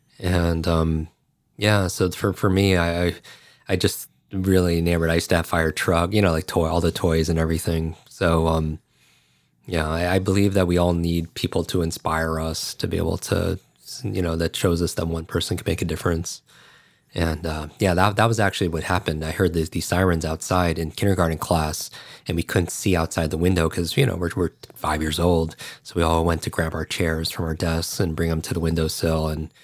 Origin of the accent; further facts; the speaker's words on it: Westchester, New York, United States; I grew up outside of New York City in Westchester, New York, and we were a block away from a firehouse.